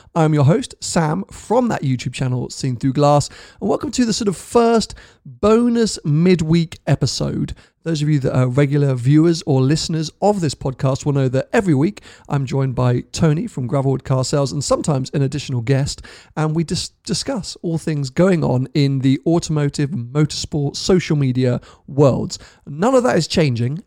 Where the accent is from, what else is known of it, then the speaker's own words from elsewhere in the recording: United Kingdom; being a Brit